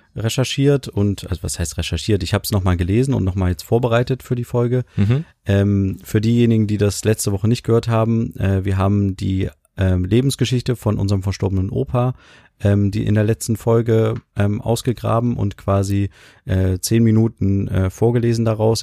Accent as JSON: {"language": "German", "country": "Germany", "said": "ich begreife Deutschland so als meine Heimat"}